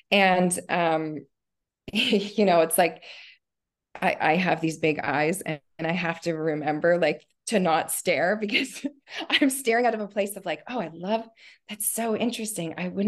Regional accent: Nova Scotia, Canada; also born or lived in Ontario; So I was born in just outside of Toronto, Ontario, in Canada, and lived there until I was, I think it was like grade six. And then as a family, we moved to Nova Scotia, which is like far east.

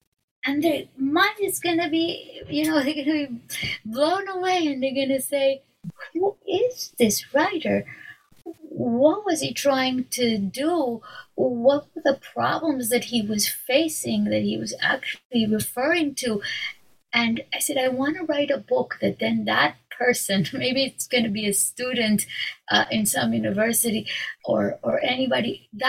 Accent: Mexico; first language Hebrew; English is a second language; I grew up in Mexico, in a city where there were hardly any Jews. There were a handful of Jews. We had a tiny community, no synagogue. In my home, we spoke Hebrew

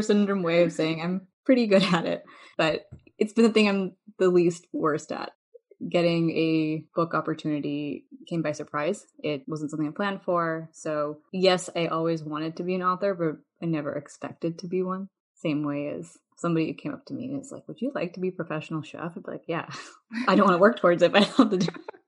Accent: Chicago, Illinois, United States; I grew up in Chicago

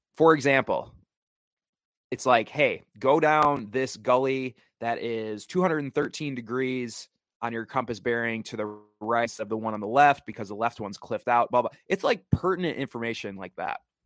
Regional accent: the Midwest, Wisconsin, United States; moved away; I'm originally from the Midwest, which is why I'm wearing a Wisconsin T-shirt

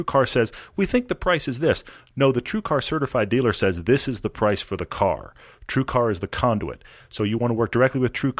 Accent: Houston, Texas, United States; I mean, I grew up in Houston where all the freeways are lighted all the time.

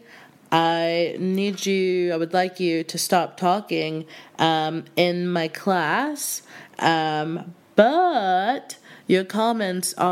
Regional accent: Houston, Texas, United States; moved away as an adult; now in United Kingdom; I'm from Houston, and I was actually studying theater in undergrad in college

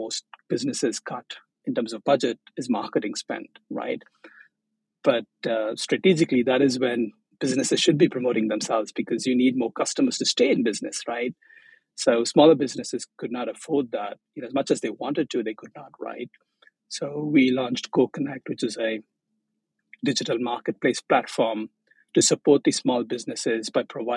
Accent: Chennai, Tamil Nadu, India; moved away as an adult; also born or lived in Maldives; now in Tokyo, Japan; I'm from Chennai, which is in the southeast coast of India

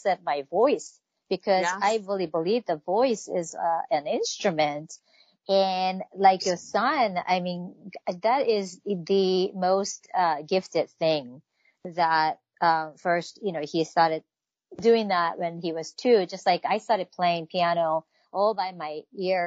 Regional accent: Tokyo, Japan; moved away; I grew up in Tokyo, Japan

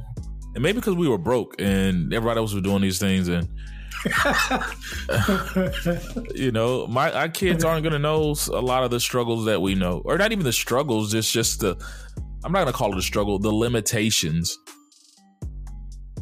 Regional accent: Dallas, Texas, United States; I grew up in Dallas

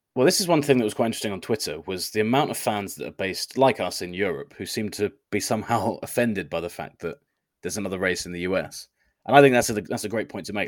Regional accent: United Kingdom; I as a British person

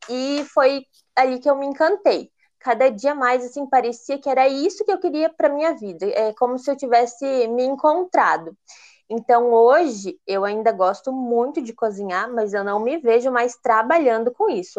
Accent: Brazil; moved away as an adult; also born or lived in Italy; eu acabei voltando para o Brasil

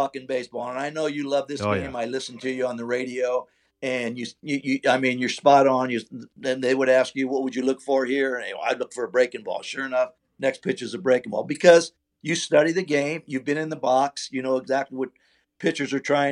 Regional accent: California, United States; I'm from California

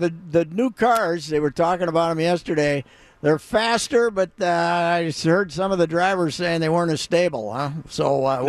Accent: Minnesota, United States; he once called me a communist because I was from Minnesota.

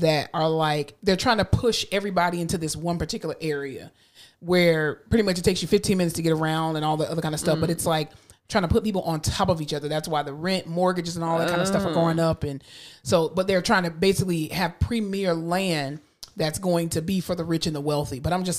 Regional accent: Florida, United States; I mean, I'm from Florida, and I've experienced enough hurricanes to know.

